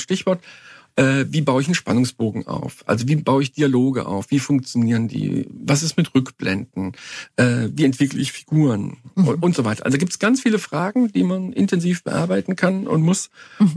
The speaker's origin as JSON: {"language": "German", "town": "Cologne", "region": "North Rhine-Westphalia", "country": "Germany", "tie": "born or raised there", "said": "ich habe meine Jugend in Köln verbracht"}